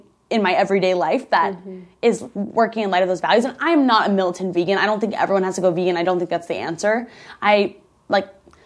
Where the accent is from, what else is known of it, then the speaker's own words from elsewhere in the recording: Midwest, United States; moved away; also born or lived in Chicago; I grew up in the Midwest.